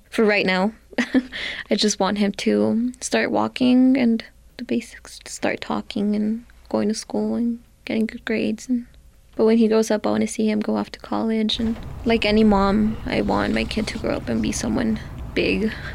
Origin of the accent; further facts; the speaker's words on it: Santa Fe, New Mexico, United States; I am from Santa Fe, New Mexico